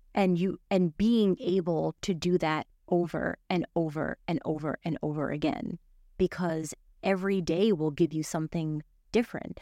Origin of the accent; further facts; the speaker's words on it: New York City, New York, United States; also born or lived in Miami; grew up in Brooklyn. I grew up in New York